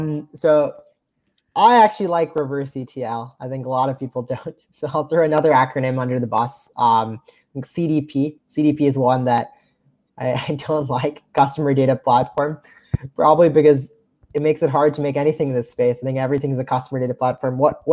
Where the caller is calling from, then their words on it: New York City, New York, United States; I'm tuning in from New York City right now, usually in San Francisco, but I'm over on the East Coast for a week